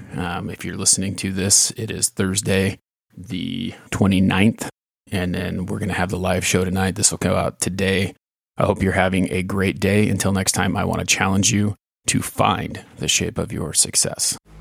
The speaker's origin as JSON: {"language": "English", "region": "California", "country": "United States", "tie": "born or raised there", "said": "when I was growing up in California"}